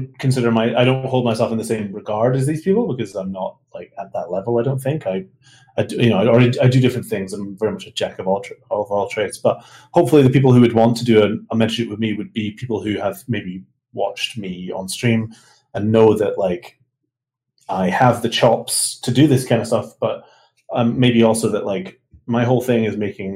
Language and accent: English; Scotland, United Kingdom; moved away as an adult; I'm from Scotland